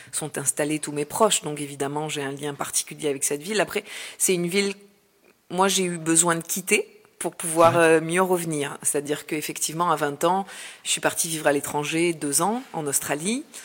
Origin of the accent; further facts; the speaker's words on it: Marseille, Provence-Alpes-Côte d'Azur, France; Et ça, c'est un fait pour moi en tant que Marseillaise. Et quand je suis revenue ici, euh, ben, j'ai retrouvé mes racines, j'ai retrouvé la mer, le soleil